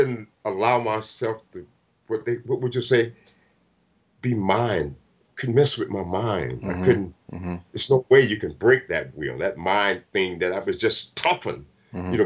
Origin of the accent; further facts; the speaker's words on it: Tallahassee, Florida, United States; moved away as an adult; also born or lived in Europe; now in Venice, United States; my hometown Tallahassee